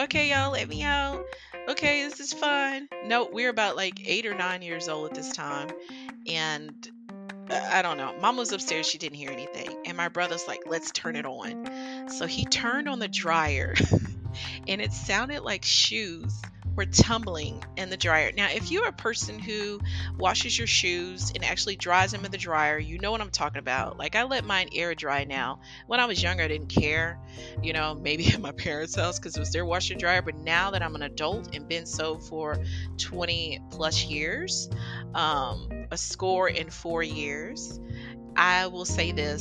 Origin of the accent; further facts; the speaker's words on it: Virginia, United States; we grew up in Virginia